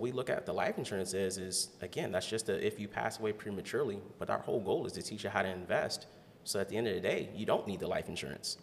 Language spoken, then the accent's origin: English; Canton, Ohio, United States; also born or lived in Alabama; now in Columbus, United States; I grew up in Canton, Ohio. Uh, I was born in Alabama